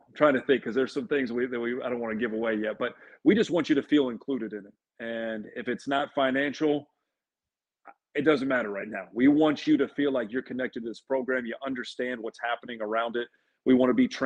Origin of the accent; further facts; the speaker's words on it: Dallas, Texas, United States; also born or lived in Lexington, Kentucky; now in Chapel Hill, United States; I grew up in Dallas